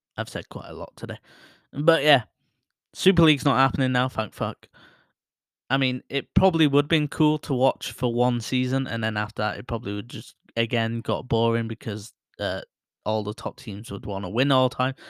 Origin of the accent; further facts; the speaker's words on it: Bury, North West England, United Kingdom; my hometown, Barrie